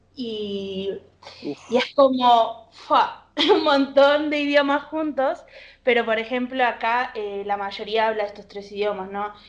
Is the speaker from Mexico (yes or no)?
no; Argentina; sentía que soy argentina